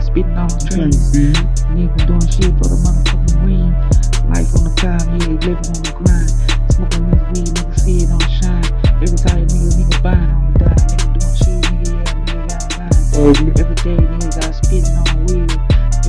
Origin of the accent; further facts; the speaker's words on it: Northern California, United States; I'm from out here in Northern Cali.